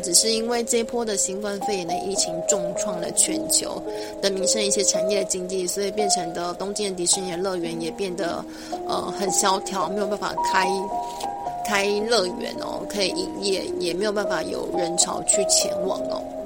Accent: Taiwan; 我们是台湾人，我们是第一次来日本、来玩的

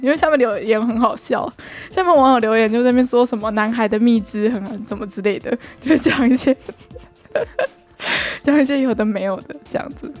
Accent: Taiwan; 我们作为台湾人

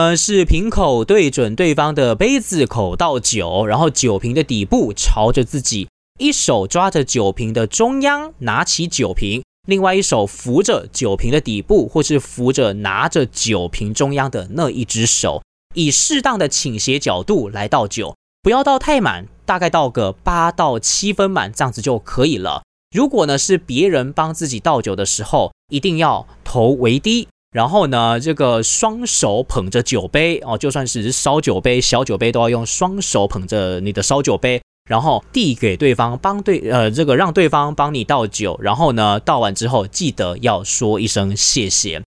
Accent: Taiwan; also born or lived in South Korea; 我们台湾的喝酒文化的确也是有一些准则在的

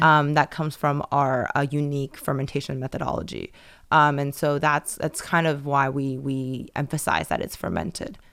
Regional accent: Taiwan; moved away as an adult; also born or lived in United States; I grew up in Taiwan, um, and then I went to the U S for college, and then I worked there for a little bit

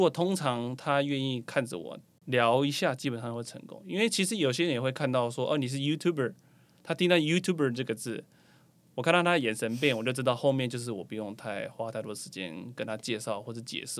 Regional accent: Taiwan; 身为台湾人我也很爱看

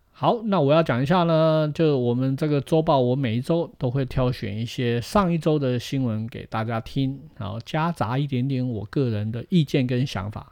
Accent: Tainan, Taiwan; 其实我们都是台南人

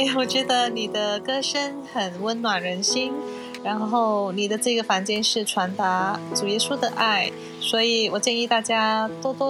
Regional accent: Kuala Lumpur, Federal Territory of Kuala Lumpur, Malaysia; 我是来自马来西亚吉隆坡，

